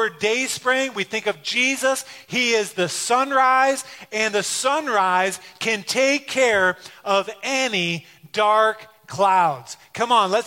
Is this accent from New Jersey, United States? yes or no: no; Detroit, Michigan, United States; growing up in Detroit